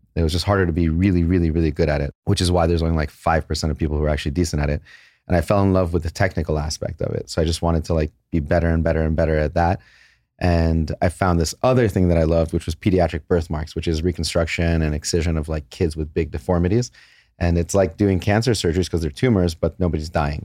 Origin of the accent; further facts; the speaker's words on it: San Jose, California, United States; also born or lived in Los Angeles; I was born in San Jose. My parents were born in Iran, and they moved away in, like, nineteen seventy. San Jose was fantastic. We moved to L A when we were about twelve years old